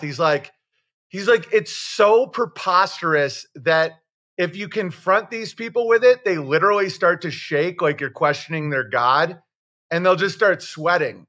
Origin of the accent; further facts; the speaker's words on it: Oswego, New York, United States; I'm from Oswego, New York